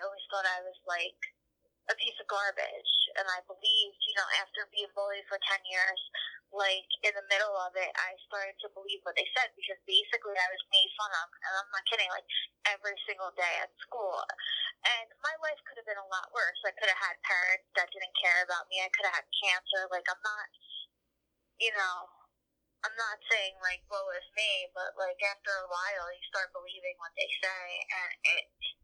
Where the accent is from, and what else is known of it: New Jersey, United States; born or raised there